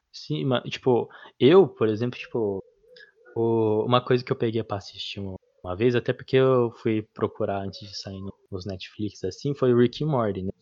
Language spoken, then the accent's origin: Portuguese; interior of São Paulo, Brazil; a gente é do interior de São Paulo